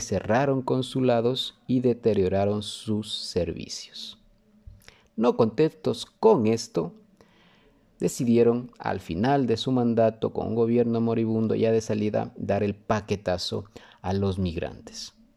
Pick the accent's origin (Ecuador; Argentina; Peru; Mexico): Ecuador; somos los ecuatorianos